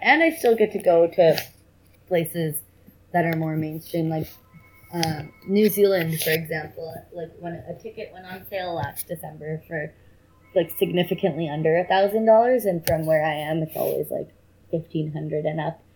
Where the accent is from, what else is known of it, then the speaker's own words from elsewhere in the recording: Bay Area, California, United States; I grew up in the Bay Area in like pretty privileged circumstances.